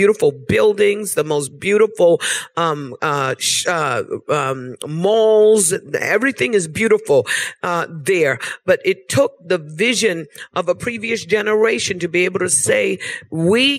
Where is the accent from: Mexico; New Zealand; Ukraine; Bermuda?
Bermuda; now in United States; I was born in Bermuda. I've been living in the United States of America for about 30 years. But I was born in Bermuda.